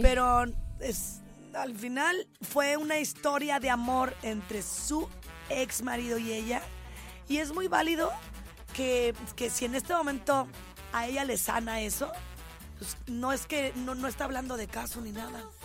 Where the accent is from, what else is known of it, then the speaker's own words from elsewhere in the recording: Guadalajara, Jalisco, Mexico; mi pueblo en Guadalajara